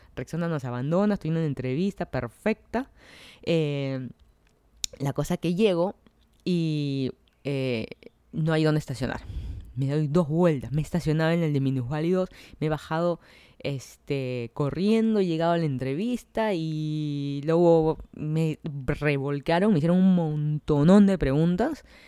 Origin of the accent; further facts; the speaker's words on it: Lima, Peru; moved away as an adult; now in Miami, United States; yo soy de Lima, Perú